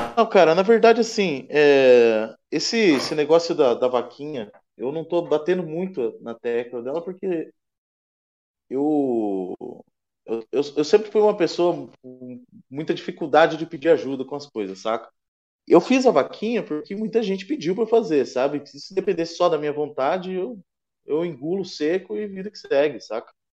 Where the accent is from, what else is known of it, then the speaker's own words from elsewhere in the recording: Curitiba, Paraná, Brazil; eu sou de Curitiba